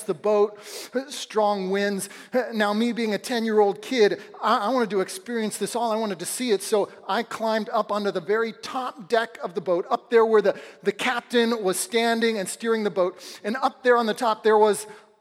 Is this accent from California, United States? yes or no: yes; Southern California, United States; Growing up in Southern California